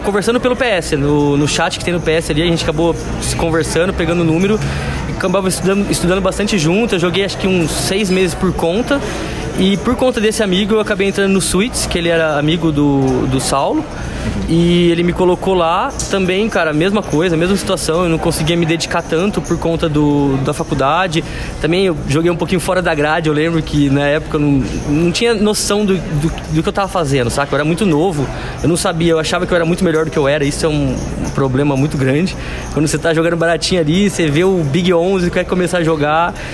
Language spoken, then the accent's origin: Portuguese; Campinas, São Paulo, Brazil; moved away as an adult; now in São Paulo, Brazil; eu sou de Campinas, mas moro aqui em São Paulo já fazem cinco anos